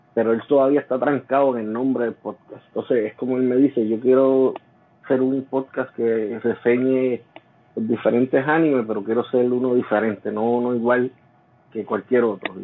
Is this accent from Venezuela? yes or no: no; Jayuya, Puerto Rico; como yo soy natural de Jayuya, después nosotros volvimos, nos mudados para Jayuya